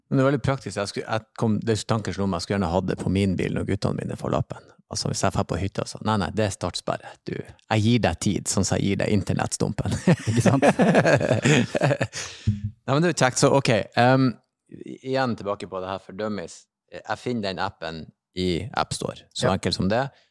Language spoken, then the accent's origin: Norwegian; Bodø, Nordland, Norway; now in Oslo, Norway; jeg er jo fra Bodø, som en, eh, si, en liten storby, men fremdeles litt bygda